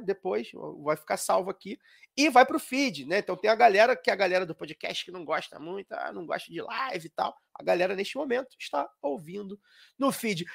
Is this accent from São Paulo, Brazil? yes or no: no; Rio de Janeiro, Brazil; A gente é carioca